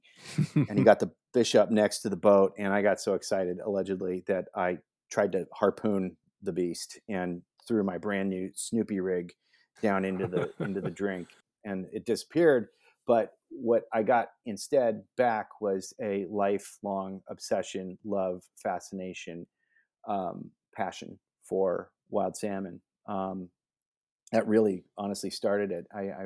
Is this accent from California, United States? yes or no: no; West Allis, Wisconsin, United States; born there; My dad and mom are from Wisconsin. I was born in West Allis, Wisconsin, just outside of Milwaukee.